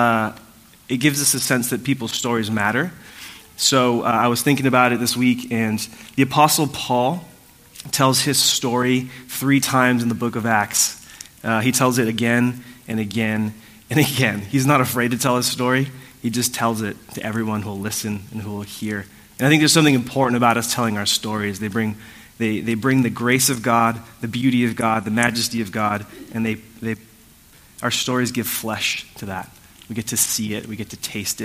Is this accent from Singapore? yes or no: no; Puerto Rico; I was born in Puerto Rico, like I shared earlier. It's a beautiful island